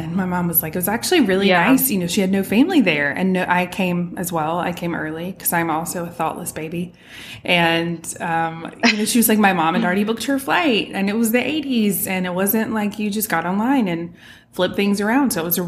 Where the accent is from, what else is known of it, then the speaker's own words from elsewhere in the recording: England, United Kingdom; born there; I was born in England, and my parents still talk about, and at the time, you know, if you were born there, so I was a dual citizen when I was born.